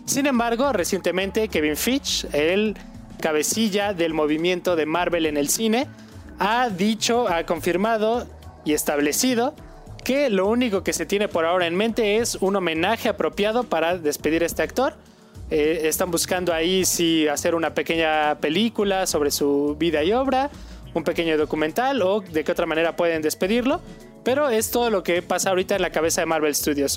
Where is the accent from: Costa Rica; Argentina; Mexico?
Mexico; nosotros como mexicanos